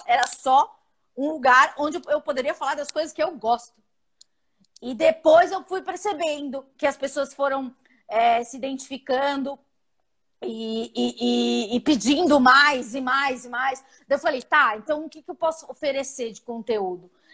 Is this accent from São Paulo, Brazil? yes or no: yes; São Paulo, Brazil; Eu sou do Capão Redondo